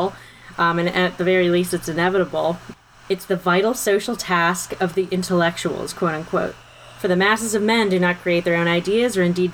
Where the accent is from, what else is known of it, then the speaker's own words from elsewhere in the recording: Maryland, United States; we're from Maryland.